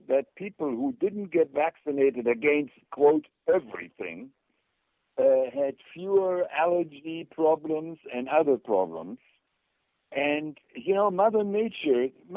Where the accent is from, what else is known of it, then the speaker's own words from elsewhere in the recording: Germany; moved away; I grew up in Germany in a little village where there were no shops, no water, no electricity, no gas